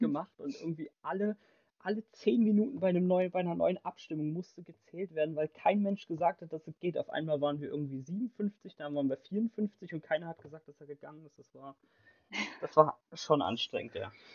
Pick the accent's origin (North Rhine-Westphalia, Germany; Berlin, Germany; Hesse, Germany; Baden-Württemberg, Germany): Hesse, Germany; Bad Schwalbach; ich komme aus Bad Schwalbach